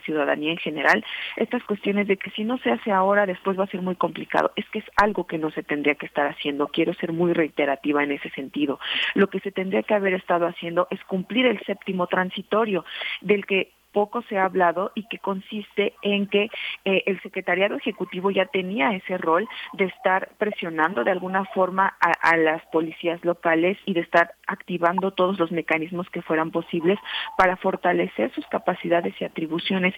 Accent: Mexico; como mexicanas y mexicanos

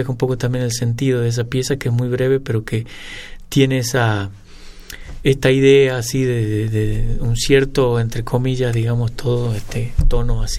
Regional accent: San Miguel de Tucumán, Tucumán, Argentina; yo nací en Tucumán.

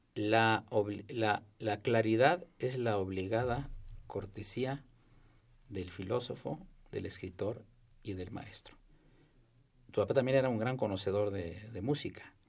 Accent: Veracruz, Mexico; yo soy veracruzano

